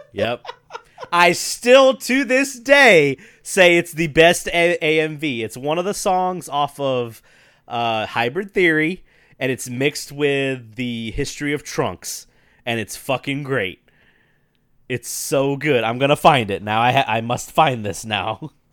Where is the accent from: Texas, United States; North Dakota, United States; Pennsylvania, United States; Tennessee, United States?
Tennessee, United States; Memphis; I come from Memphis, which is, like, blues and rock and all that stuff